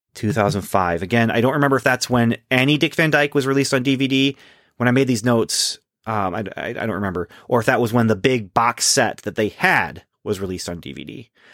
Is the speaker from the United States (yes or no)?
no; Canada; growing up in Canada